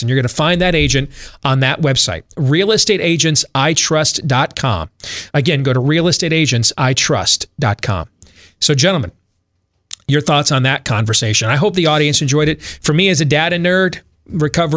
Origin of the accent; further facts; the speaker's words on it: Michigan, United States; now in Minnesota, United States; I grew up in Michigan. I know that state well